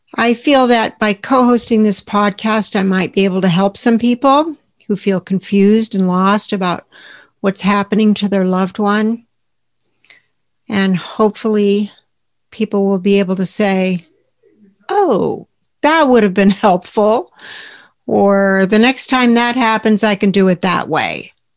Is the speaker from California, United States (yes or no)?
yes; Southern California, United States; I grew up in Southern California in a very close family with two brothers